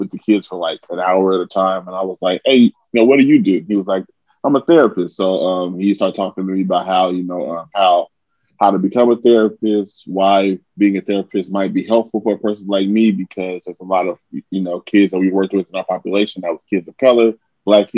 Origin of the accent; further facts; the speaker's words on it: Portland, Oregon, United States; I'm from Portland, Oregon